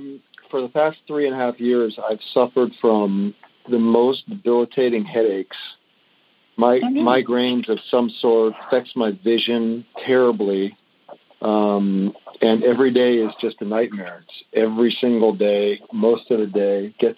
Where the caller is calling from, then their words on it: Palm Springs, California, United States; I'm from Palm Springs, California.